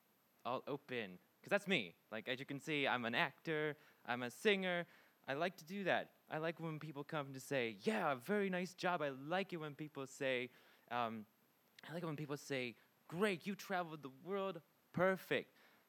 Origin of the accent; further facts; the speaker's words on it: Pittsburgh, Pennsylvania, United States; moved away as an adult; also born or lived in Japan; now in Sweden; I'm from Pittsburgh, Pennsylvania. I had originally lived in Japan before I came to Sweden.